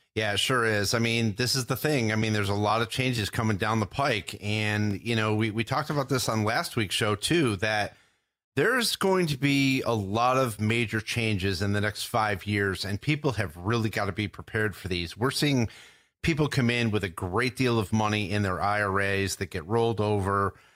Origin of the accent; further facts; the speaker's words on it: New York, United States; growing up in New York